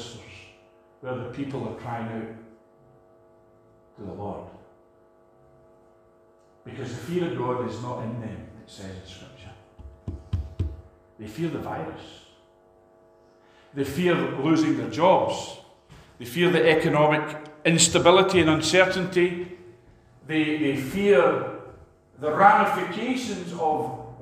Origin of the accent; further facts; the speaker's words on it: Scotland, United Kingdom; a Scot